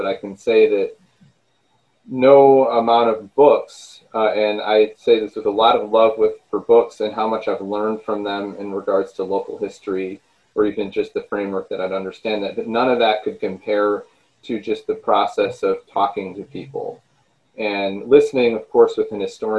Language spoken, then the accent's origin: English; Michigan, United States; And of course, I'm from Michigan, and I had spent some time living at some other places.